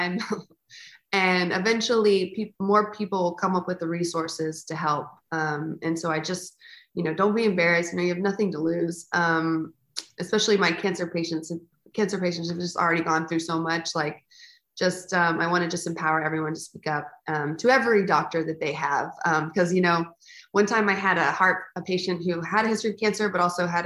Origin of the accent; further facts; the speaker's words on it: South Texas, United States; I grew up in South Texas, where kind of everyone was a barrel racer